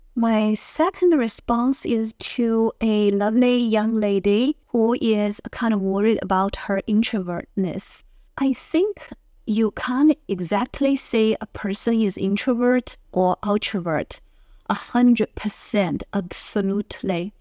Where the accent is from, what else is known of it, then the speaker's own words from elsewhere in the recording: Beijing, China; I'm from Beijing.